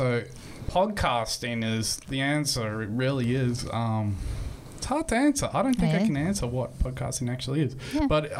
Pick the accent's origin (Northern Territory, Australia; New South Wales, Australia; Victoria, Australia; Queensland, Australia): Queensland, Australia; Sunshine Coast; born or raised there; also born or lived in Toowoomba, Queensland